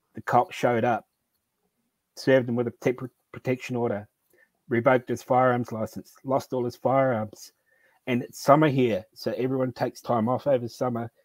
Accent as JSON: {"language": "English", "country": "New Zealand", "said": "I'm from New Zealand."}